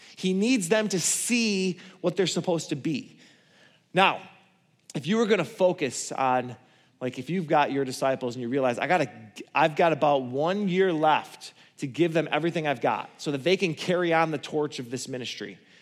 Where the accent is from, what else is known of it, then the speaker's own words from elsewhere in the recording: Borculo, Michigan, United States; I come from Borgulo.